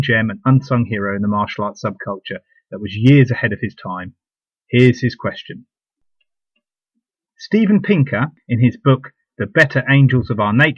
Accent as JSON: {"language": "English", "country": "United Kingdom", "tie": "born or raised there", "said": "the UK, my home country"}